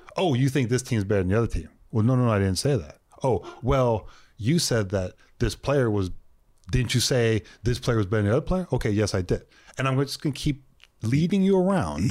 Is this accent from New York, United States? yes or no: no; Texas, United States; I was born in Texas